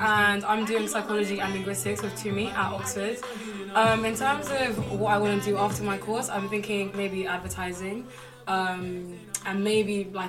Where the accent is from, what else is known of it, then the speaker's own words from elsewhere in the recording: Ghana; now in England, United Kingdom; I'm from Ghana and I moved here with my family in 2005. Basically, my parents never planned to move to England